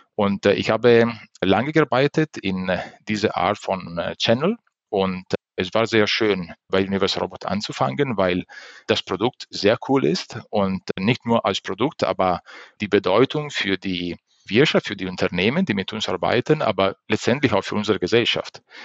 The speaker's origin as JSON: {"language": "German", "country": "Italy", "second_language": "German", "moved": "yes", "said": "Ich bin äh, Italiener"}